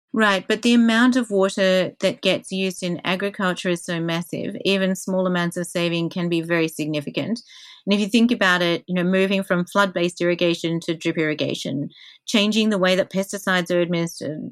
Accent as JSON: {"language": "English", "country": "Australia", "said": "I'm Australian."}